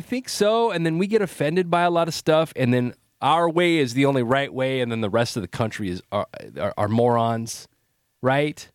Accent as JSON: {"language": "English", "town": "Salinas", "region": "California", "country": "United States", "tie": "born or raised there", "moved": "as an adult", "lives_now": "San Francisco Bay Area, United States", "said": "I grew up in Salinas"}